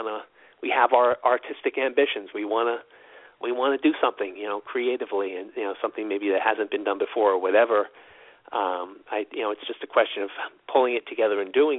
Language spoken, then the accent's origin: English; New York City, New York, United States; now in Los Angeles, United States; I grew up there. I was born in Queens, New York, and lived there up until the time I came here